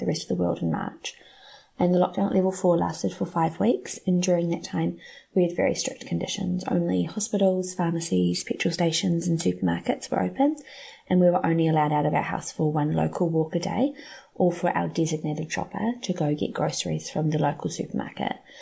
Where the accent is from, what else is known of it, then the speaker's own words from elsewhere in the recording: New Zealand; I'm from Aotearoa, New Zealand, and my husband and I both work in education in Auckland